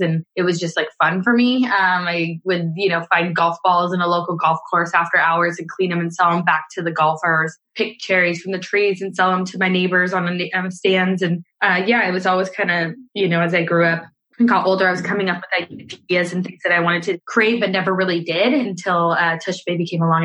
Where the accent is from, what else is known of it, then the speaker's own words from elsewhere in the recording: Scotland, United Kingdom; now in California, United States; I live in California um, and I moved here from Scotland.